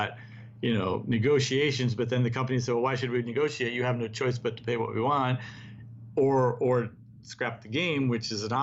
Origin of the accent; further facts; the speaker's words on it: United States; as an American